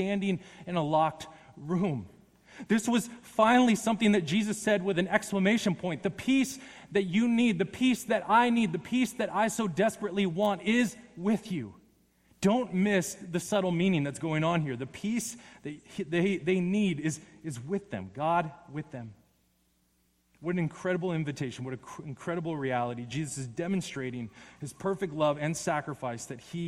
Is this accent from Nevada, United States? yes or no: yes; Las Vegas, Nevada, United States; I'm from Las Vegas